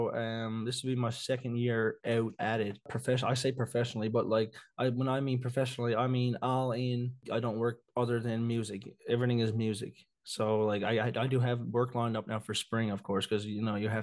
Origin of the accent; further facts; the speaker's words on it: Victoria, Newfoundland and Labrador, Canada; I'm from Victoria, Newfoundland.